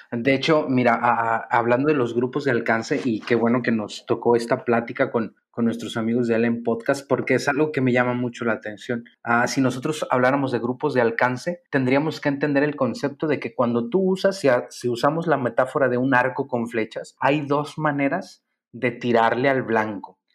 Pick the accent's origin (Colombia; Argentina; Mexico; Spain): Mexico; San Luis Potosí; Ah, yo soy de San Luis Potosí, eh, dice la canción, tal vez muchas generaciones no la van a conocer, pero hay una canción que habla muy bonito de San Luis Potosí.